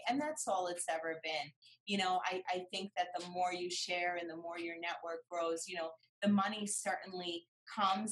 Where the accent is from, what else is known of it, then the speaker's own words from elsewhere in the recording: New York, United States; I'm from New York